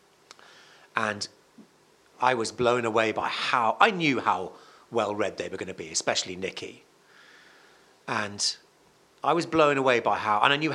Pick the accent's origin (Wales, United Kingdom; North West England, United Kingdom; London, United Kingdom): Wales, United Kingdom; Cardiff; my hometown is Cardiff